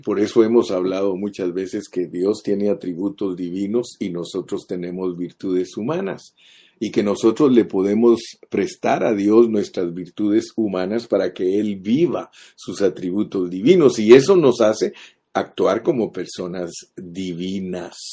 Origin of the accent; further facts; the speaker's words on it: Guatemala; now in United States; Los guatemaltecos no podemos dejar de comer frijoles negros